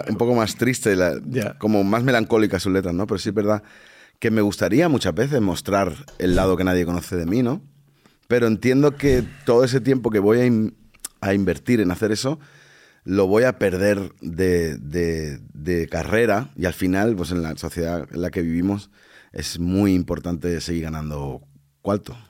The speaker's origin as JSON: {"language": "Spanish", "town": "Badalona", "region": "Catalonia", "country": "Spain", "tie": "born or raised there", "also_born_or_lived": "Dominican Republic / Barcelona", "moved": "yes", "lives_now": "Madrid, Spain", "said": "la ciudad donde yo, donde yo nací"}